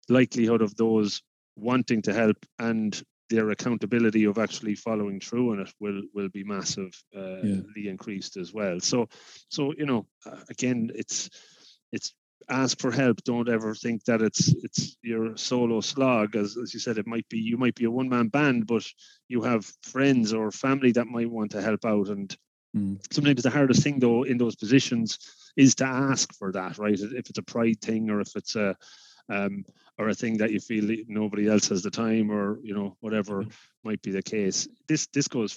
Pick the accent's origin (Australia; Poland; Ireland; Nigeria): Ireland; Longford, Leinster; I'm from Longford, right? I grew up back in Longford